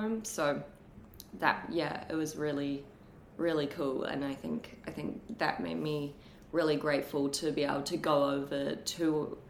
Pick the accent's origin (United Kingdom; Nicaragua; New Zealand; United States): New Zealand; moved away as an adult; also born or lived in Brisbane, Australia; now in Sydney, Australia; growing up in New Zealand, when I was growing up in New Zealand